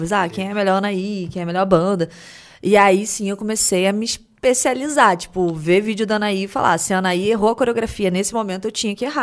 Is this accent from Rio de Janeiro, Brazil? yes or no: yes; Rio de Janeiro, Brazil; Sou do Rio.